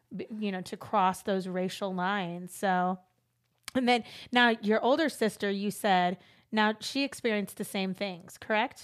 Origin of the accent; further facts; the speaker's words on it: Los Angeles, California, United States; moved away; I grew up in L